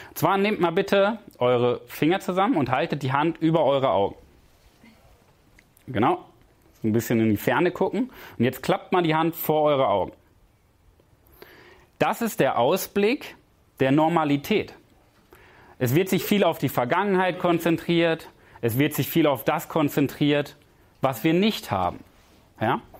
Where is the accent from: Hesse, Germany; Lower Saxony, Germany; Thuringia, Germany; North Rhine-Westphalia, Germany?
North Rhine-Westphalia, Germany; Paderborn; Ich komme aus Paderborn und ich bin zu Gast in Berlin im Hotel.